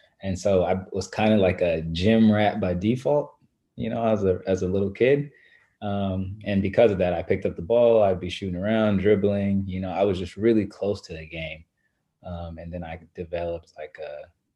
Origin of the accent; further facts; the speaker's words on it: Lawton, Oklahoma, United States; moved away; also born or lived in Shawnee, Oklahoma; I grew up, though, most of my life in Lawton, Oklahoma, which is about an hour and a half south of Oklahoma City